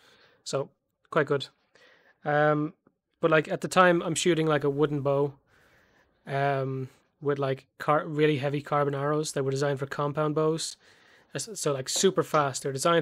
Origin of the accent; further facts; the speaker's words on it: Ireland; I'm Irish